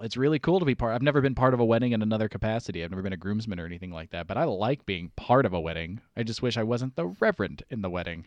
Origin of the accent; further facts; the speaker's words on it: East Coast, United States; we are all from the East Coast